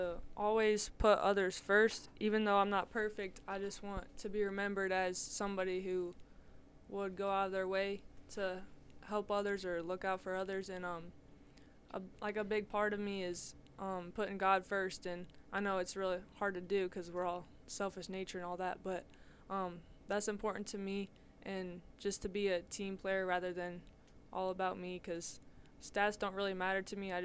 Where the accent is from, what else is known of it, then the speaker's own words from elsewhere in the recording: Monroeville, United States; we're from Monroeville.